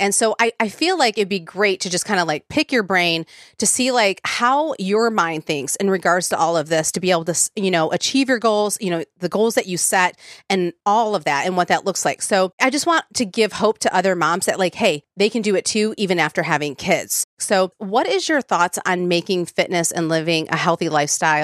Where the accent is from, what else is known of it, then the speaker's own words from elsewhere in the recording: the North, United States; now in Nashville, United States; I'm from the North